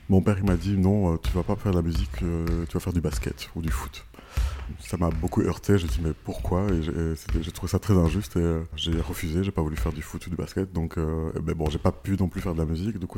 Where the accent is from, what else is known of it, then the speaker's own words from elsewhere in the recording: Rwanda; born there; also born or lived in Kenya; Voilà, je suis né au Rwanda, puis j'ai vécu au, Kenya